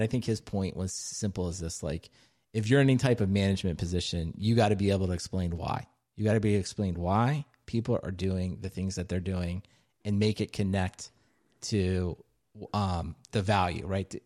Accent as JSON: {"language": "English", "region": "Maryland", "country": "United States", "tie": "born or raised there", "said": "my home state, Silver Spring, Maryland"}